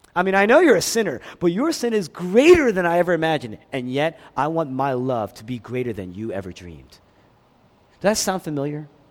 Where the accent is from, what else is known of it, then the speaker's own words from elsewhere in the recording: Philadelphia, Pennsylvania, United States; moved away; I grew up in Philadelphia.